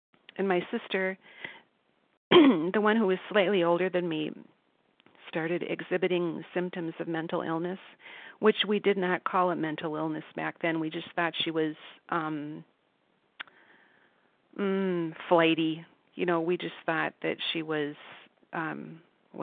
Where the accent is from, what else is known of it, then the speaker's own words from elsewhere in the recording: Minnesota, United States; I grew up in Minnesota, and I was part of a middle-class family.